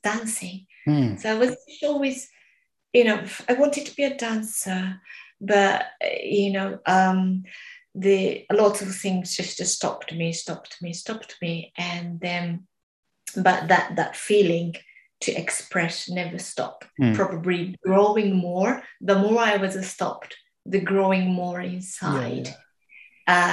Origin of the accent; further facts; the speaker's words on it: Japan; English is a second language; moved away; in Japan, my hometown